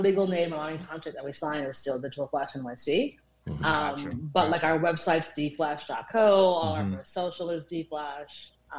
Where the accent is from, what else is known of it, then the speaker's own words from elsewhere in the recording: England, United Kingdom; born there; So you can obviously all tell I was born in England, by my voice.